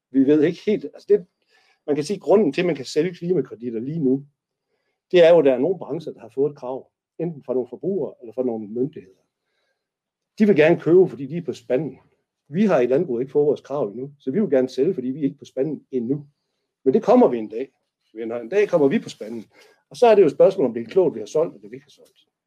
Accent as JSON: {"language": "Danish", "area": "North Jutland", "region": "North Denmark Region", "country": "Denmark", "said": "nu er jeg jo nordjyde"}